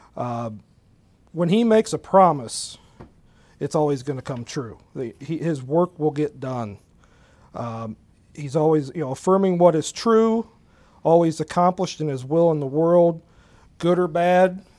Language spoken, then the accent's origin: English; Galion, Ohio, United States; born and raised in Gallion, um, lived here all my life.